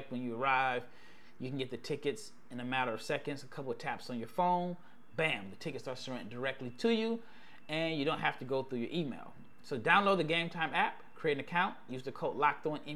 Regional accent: Omaha, Nebraska, United States; moved away as an adult; now in Dallas, United States; I'm from Omaha, born and raised where Terrence Crawford is from

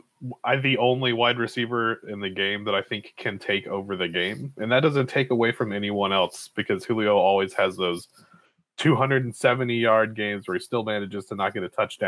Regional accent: Mississippi, United States; My family's from Mississippi, and I was born in Mississippi.

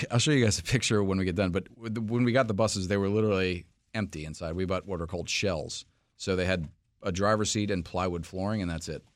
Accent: New York City, New York, United States; moved away as an adult; now in Washington, D.C., United States; I'm actually from New York City originally, have lived in D C for most of my professional life

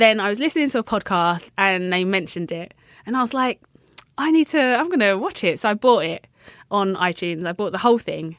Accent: London, United Kingdom; I'm from London

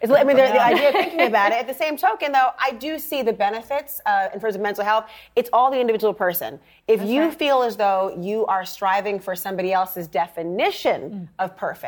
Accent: Minnesota, United States; I'm from Minnesota, mind you.

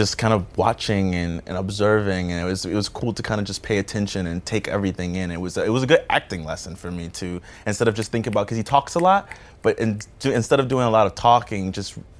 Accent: New Orleans, Louisiana, United States; moved away; growing up in the South, I grew up in New Orleans

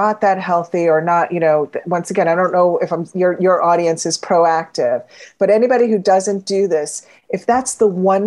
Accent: Florida, United States; I grew up in Florida.

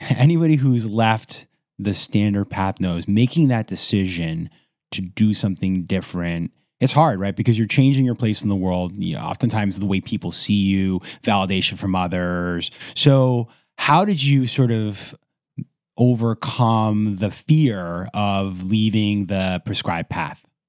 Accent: Maine, United States; my home state of Maine

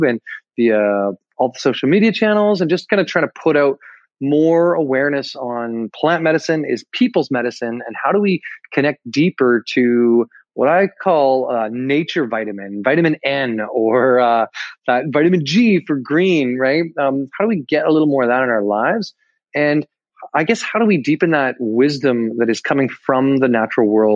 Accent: Calgary, Alberta, Canada; moved away; I was born in Alberta, in Calgary, actually, originally

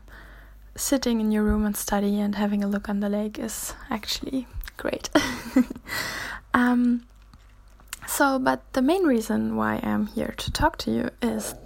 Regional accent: Germany; moved away as an adult; now in Jönköping, Sweden; I'm from Germany, and I study

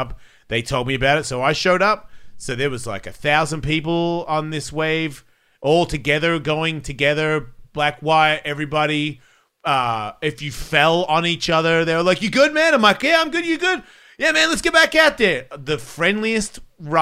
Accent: Australia; moved away; I'm from Australia

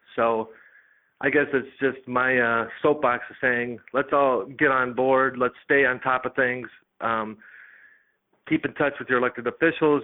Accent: United States; as American citizens

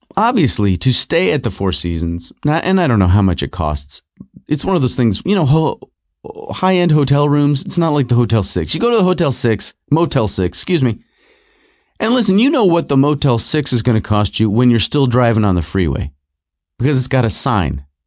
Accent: Rochester, New York, United States; also born or lived in Southern California; I was born in California. I grew up uh, most of my life in, uh, Rochester, New York, but I was born in Southern California

